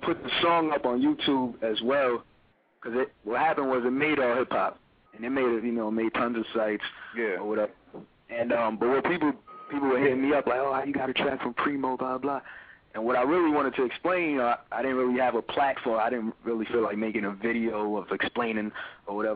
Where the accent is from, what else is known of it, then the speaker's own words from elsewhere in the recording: New York City, New York, United States; from Brooklyn, New York